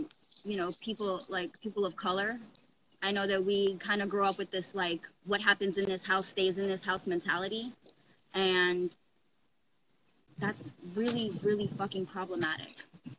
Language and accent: English; Brooklyn, New York, United States; born there; also born or lived in Coral Springs / Pittsburgh / Oklahoma / Georgia; I was born in Brooklyn. I lived in Coral Springs for a little bit, moved to Pittsburgh, lived in Oklahoma, lived in Georgia.